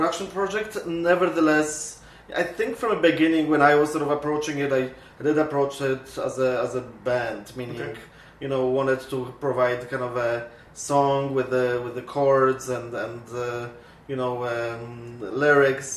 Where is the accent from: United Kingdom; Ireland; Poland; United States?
Poland; now in Winnipeg, Canada; I come from Poland myself, and I came to Canada in 1989